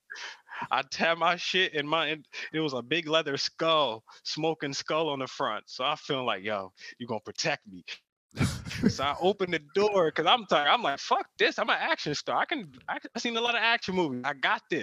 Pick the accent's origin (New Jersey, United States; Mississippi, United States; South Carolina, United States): New Jersey, United States; I'm from Jersey.